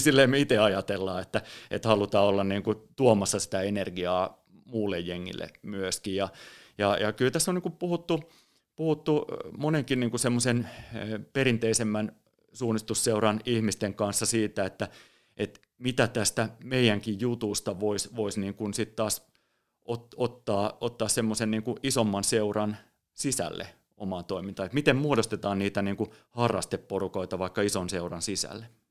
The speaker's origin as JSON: {"language": "Finnish", "town": "Espoo", "region": "Uusimaa", "country": "Finland", "tie": "born or raised there", "said": "mä oon Espoosta kotosin ja, ja lapsuudessa, nuoruudessa"}